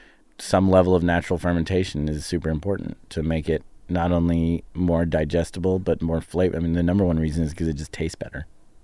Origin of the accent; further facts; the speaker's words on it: United States; I'm American